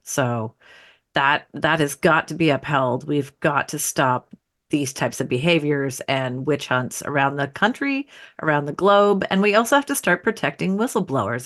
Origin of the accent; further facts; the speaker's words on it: United States; as an American citizen